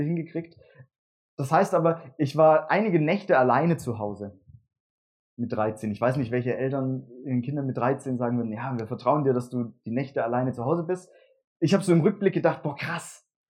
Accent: Würzbach, Germany; von Würzbach, wo ich herkomme

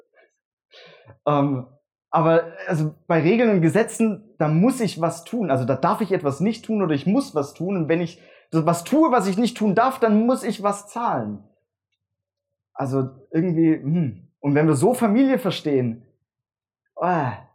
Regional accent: Würzbach, Germany; von Würzbach, wo ich herkomme

